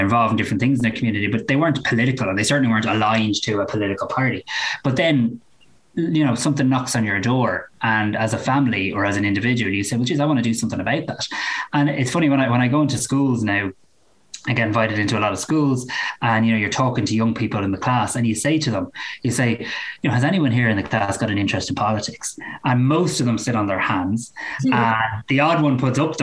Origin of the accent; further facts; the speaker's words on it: Greystones, County Wicklow, Ireland; my hometown